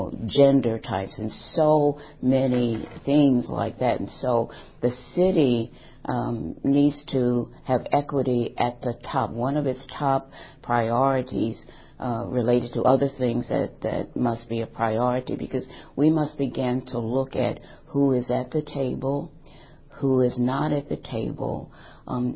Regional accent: St. Louis, Missouri, United States; now in Madison, United States; I'm from St. Louis, Missouri

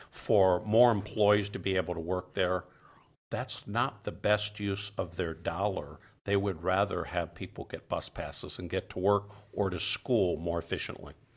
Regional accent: Detroit, Michigan, United States; now in Madison, United States; I grew up in Detroit after the transit system was in decline

